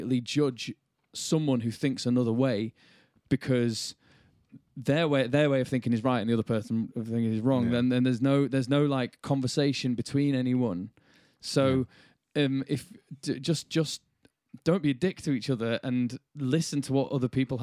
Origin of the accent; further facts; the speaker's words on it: Bradford, Yorkshire and the Humber, United Kingdom; Growing up in Yorkshire and Bradford